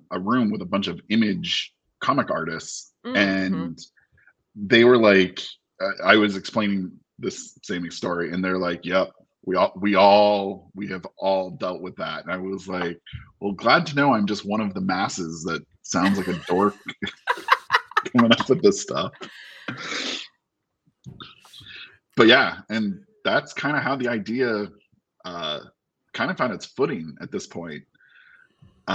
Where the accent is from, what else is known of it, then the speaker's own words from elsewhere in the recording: Maine, United States; I'm from Maine